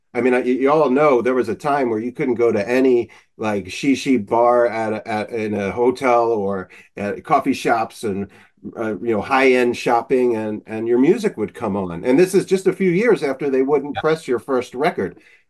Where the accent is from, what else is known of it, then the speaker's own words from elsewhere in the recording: Philadelphia, Pennsylvania, United States; I'm from Philadelphia